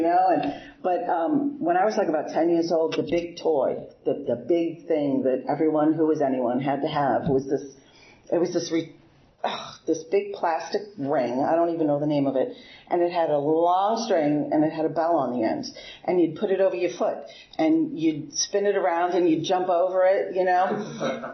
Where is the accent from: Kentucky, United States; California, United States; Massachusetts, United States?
Massachusetts, United States; Boston; moved away as an adult; now in Bel Air, United States; I'm originally from Boston. I grew up in Boston my whole life there